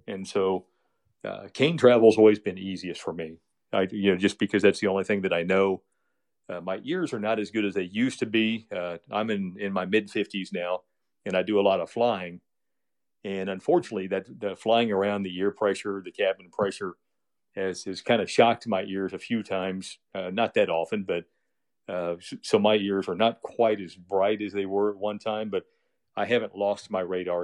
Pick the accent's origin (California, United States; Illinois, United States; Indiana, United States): Indiana, United States; Westfield; It's called Westfield, and it's just twenty miles northwest of downtown. And this town, uh, I grew up